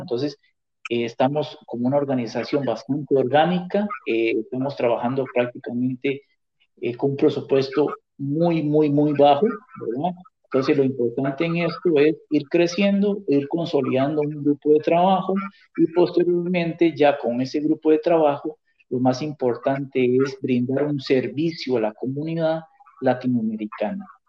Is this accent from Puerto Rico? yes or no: no; Costa Rica; moved away as an adult; now in New York, United States; yo estoy radicado en, Nueva York hace cuatro años y yo soy costarricense